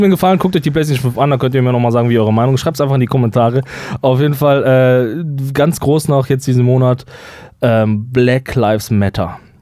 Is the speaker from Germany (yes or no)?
yes; Germany